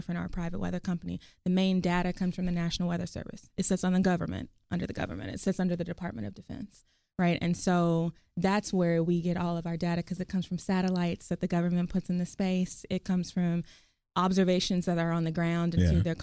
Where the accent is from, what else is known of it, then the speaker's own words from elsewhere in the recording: Garland, Texas, United States; also born or lived in Oklahoma City, Oklahoma; we moved down here when I was younger. And then I grew up in Garland, Texas. I went to Garland High School